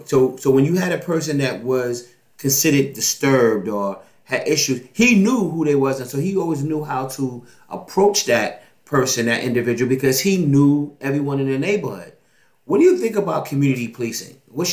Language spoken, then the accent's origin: English; New York City, New York, United States; When I grew up in Manhattanville Projects